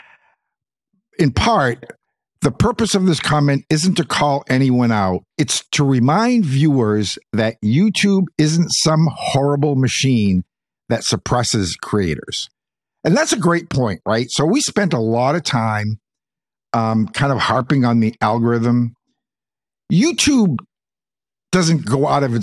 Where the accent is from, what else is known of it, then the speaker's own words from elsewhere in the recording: Texas, United States; I'm from Texas.